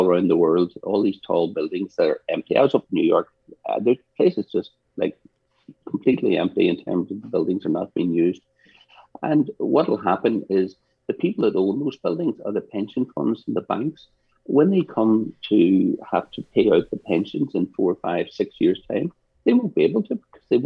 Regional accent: Northern Ireland, United Kingdom; I was growing up in Northern Ireland, I was about 10 or 11

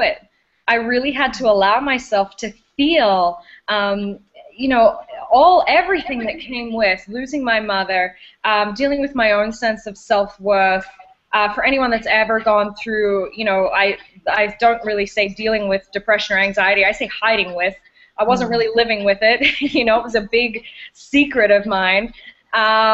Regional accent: Australia; moved away as an adult; now in Canada; I'm originally from Australia. I'm an Aussie at heart, and I've lived in Canada now for about 9 years

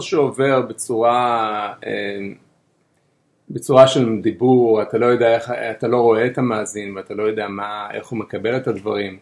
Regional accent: Bnei Brak, Tel Aviv District, Israel; born or raised there

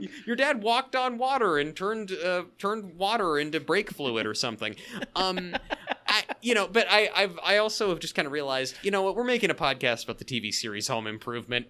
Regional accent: the Northwest, Pacific Northwest, United States; I grew up in the Northwest

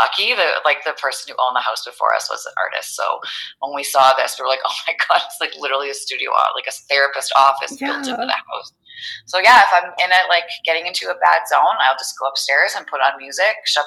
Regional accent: New Brunswick, Canada; moved away as an adult; now in Calgary, Canada; I moved out here. I'm from New Brunswick. I moved out here

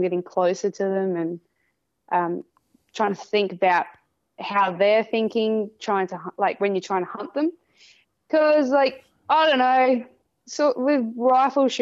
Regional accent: South Australia, Australia; I am 28 from South Australia

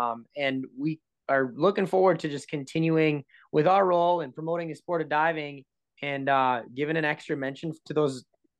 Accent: Minnesota, United States; I'm from Minnesota

